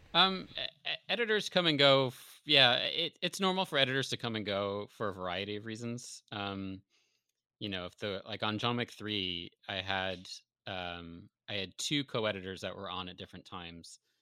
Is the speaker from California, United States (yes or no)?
no; Syracuse, New York, United States; now in Los Angeles, United States; I'm originally from Syracuse, but I have a bunch of family here in L